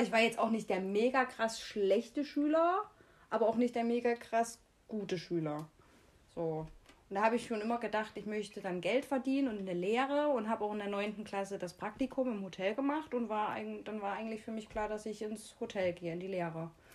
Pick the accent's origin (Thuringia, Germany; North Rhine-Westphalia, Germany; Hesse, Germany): Thuringia, Germany; Jena; wir kommen aus Jena